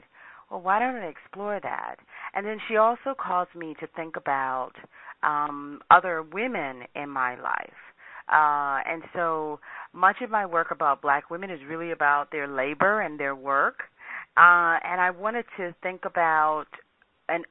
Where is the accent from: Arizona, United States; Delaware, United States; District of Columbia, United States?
District of Columbia, United States; Washington; I grew up in Washington, D.C.